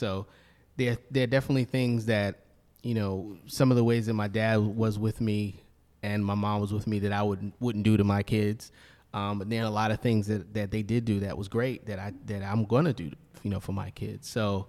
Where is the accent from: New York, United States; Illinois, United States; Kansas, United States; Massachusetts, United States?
New York, United States; Brooklyn; I grew up in Brownsville, Brooklyn, and then when my parents divorced, I moved with my mom to Bed-Stuy.